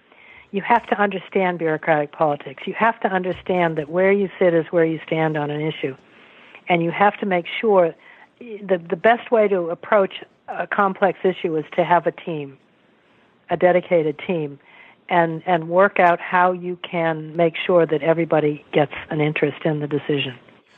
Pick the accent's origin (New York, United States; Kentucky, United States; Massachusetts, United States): Massachusetts, United States; Walpole; moved away as an adult; also born or lived in Boston / Washington; In Massachusetts, in a small town, 20 miles outside of Boston. In those days, I'm nearly 75 now, so in those days it was very small. It's a bedroom now to Boston. In those days it was a mill town.